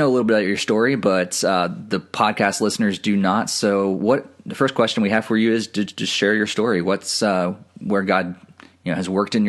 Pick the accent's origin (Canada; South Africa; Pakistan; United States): United States; Southern Illinois; moved away as an adult; now in Boston area, United States; growing up in Southern Illinois and then moving to, the Boston area now it's quite a different culture shock.